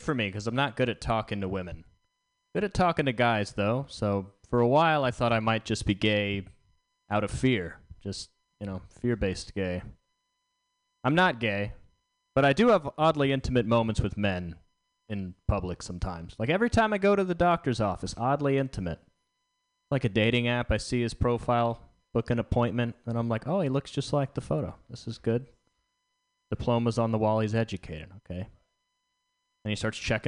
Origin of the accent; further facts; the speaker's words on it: the South, United States; I'm from the South